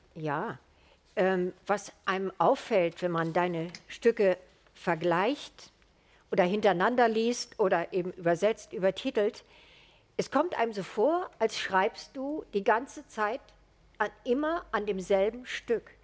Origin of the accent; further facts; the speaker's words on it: Germany; als Deutsche